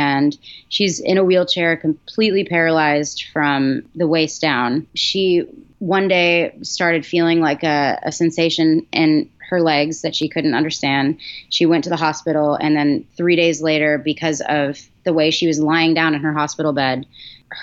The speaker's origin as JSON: {"language": "English", "region": "Massachusetts", "country": "United States", "tie": "born or raised there", "said": "I grew up in Massachusetts."}